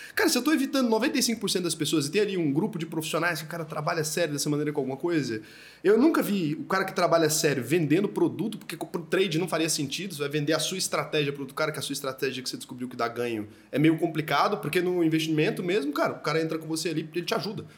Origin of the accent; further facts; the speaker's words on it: Brazil; eu como brasileiro, e putz, eu quero viver aqui para sempre, eu não quero mudar daqui